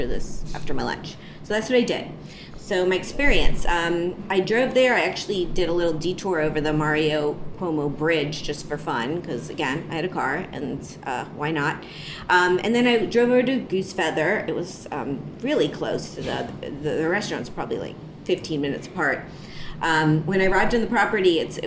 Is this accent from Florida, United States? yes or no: yes; Miami, Florida, United States; I was born in Miami